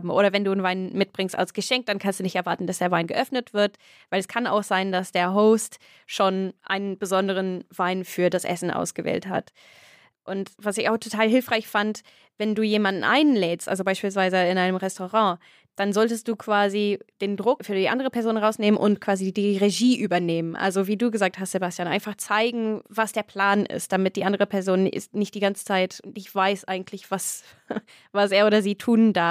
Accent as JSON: {"language": "German", "region": "England", "country": "United Kingdom", "second_language": "German", "moved": "yes", "lives_now": "Germany", "said": "Das war ein Tipp für mich als Engländerin"}